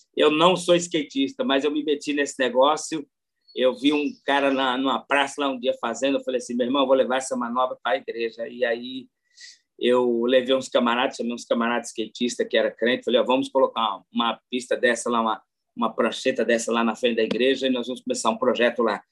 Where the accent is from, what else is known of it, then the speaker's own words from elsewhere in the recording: São Paulo, Brazil; also born or lived in Terra Boa, Paraná / Mauá; eu sou de São Paulo, né? Sou nascido no Paraná, criado em São Paulo. Nasci em Terra Boa, no Paraná.